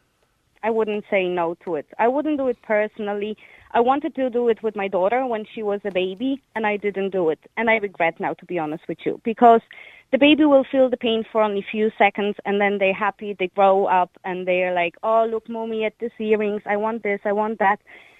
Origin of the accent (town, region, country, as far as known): Poland